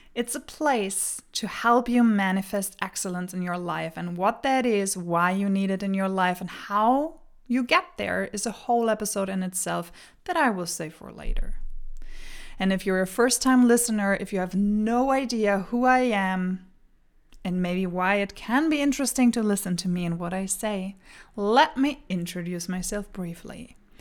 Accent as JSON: {"language": "English", "country": "Germany", "tie": "born or raised there", "second_language": "English", "moved": "as an adult", "lives_now": "Denmark", "said": "I was born and raised in Germany, so pardon my accent."}